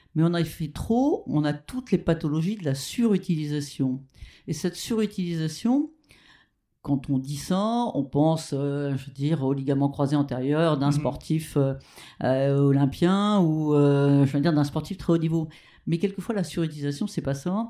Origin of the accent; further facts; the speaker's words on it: Rouen, Normandy, France; also born or lived in Petit-Quevilly; je suis née à Petit Quevilly, mais ma famille habitait Rouen.